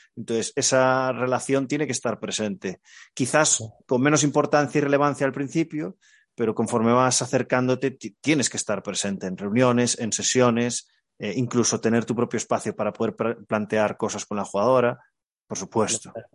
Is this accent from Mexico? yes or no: no; Galicia, Spain; Como buen gallego